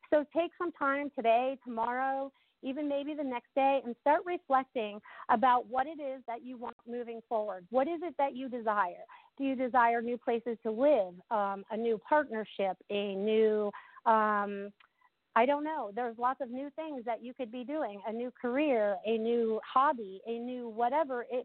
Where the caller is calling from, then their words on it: New York, United States; I'm calling from New York.